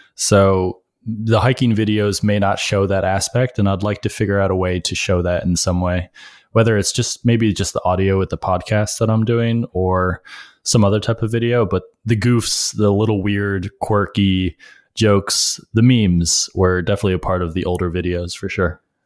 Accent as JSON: {"language": "English", "town": "Rochester", "region": "New York", "country": "United States", "tie": "born or raised there", "moved": "as an adult", "lives_now": "New York City, United States", "said": "I grew up upstate in Rochester"}